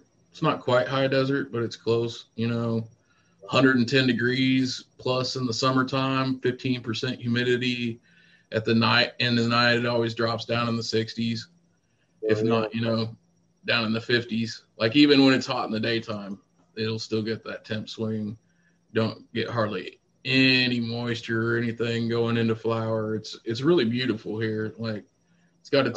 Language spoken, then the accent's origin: English; the Ozarks, United States; moved away as an adult; now in California, United States; I'm from the Ozarks